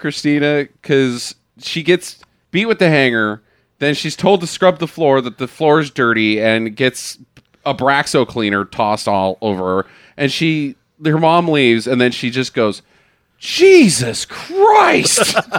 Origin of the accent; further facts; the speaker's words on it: Omaha, Nebraska, United States; And I've seen crazy. I'm from Omaha.